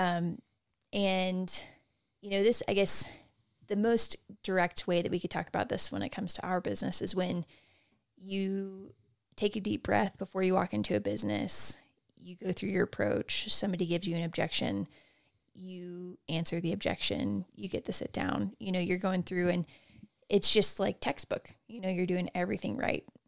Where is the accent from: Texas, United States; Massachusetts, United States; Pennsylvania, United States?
Texas, United States; growing up in Texas